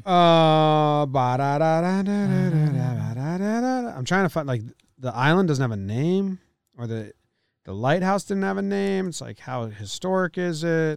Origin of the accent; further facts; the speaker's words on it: Monmouth County, New Jersey, United States; where I grew up in Monmouth County.